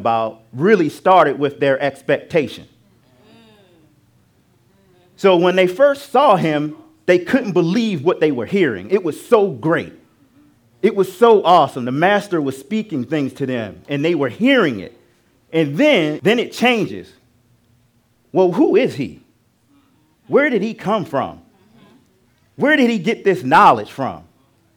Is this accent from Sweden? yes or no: no; Baltimore, Maryland, United States; now in Charlotte, United States; my hometown. So if I go back up to Baltimore, where I was born, there are a lot of times when I go to family and friends and back to school